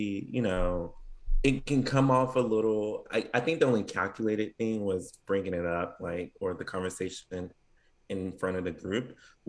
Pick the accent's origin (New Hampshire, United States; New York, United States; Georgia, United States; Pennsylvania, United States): Georgia, United States; I grew up in Georgia